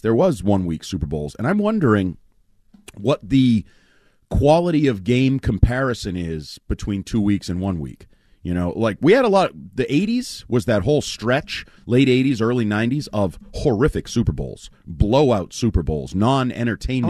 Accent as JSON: {"language": "English", "country": "United States", "said": "I'm an I'm an American"}